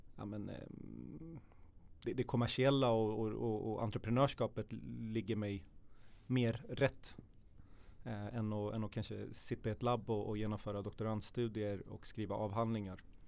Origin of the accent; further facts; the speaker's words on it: Södertälje, Stockholm County, Sweden; född och uppväxt i Södertälje, i Hopsjö